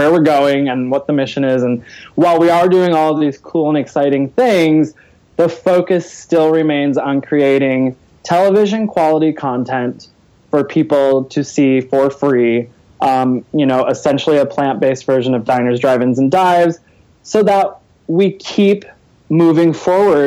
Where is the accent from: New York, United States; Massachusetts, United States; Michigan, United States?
Michigan, United States; I'm from Michigan